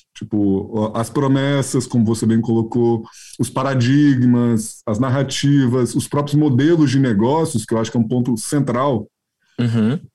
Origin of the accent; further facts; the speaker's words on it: Minas Gerais, Brazil; como um bom mineiro